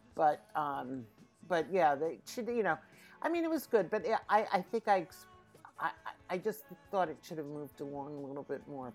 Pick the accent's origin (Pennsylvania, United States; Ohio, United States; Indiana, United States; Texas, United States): Pennsylvania, United States; Philadelphia; moved away as an adult; also born or lived in New York; I was born and raised in Philadelphia. I have not lived in Philadelphia all my life because I did spend about 30 years in New York.